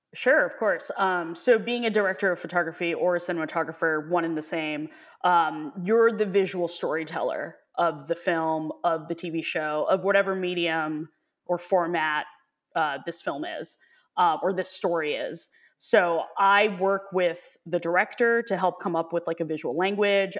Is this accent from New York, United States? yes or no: yes; New York, United States; also born or lived in Hong Kong; I was born in Hong Kong, and my parents moved to New York when I was, like, two and a half, three, um, but then went back again when I was nine. So I was there for, uh, a few months